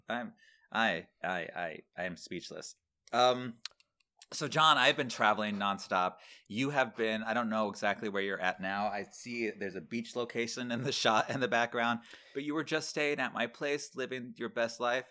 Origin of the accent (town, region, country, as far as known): Manatee County, Florida, United States; born or raised there; moved away